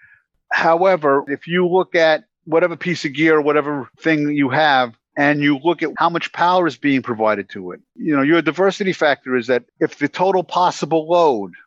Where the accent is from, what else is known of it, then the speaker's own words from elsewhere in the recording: New York City, New York, United States; I'm from the Lower East Side. I grew up in downtown Manhattan